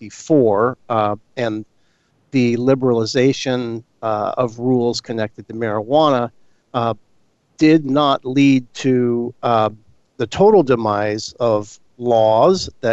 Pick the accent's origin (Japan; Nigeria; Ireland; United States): United States; San Mateo, California; State Senator Jerry Hill from San Mateo, my hometown